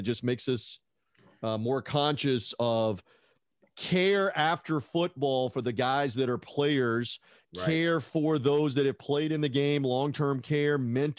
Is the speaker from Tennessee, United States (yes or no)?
yes; Tennessee, United States; I had no NBA team when I grew up in Tennessee